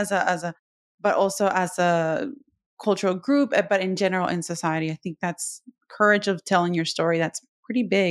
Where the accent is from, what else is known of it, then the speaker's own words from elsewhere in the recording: Puerto Rico; I'm from Puerto Rico.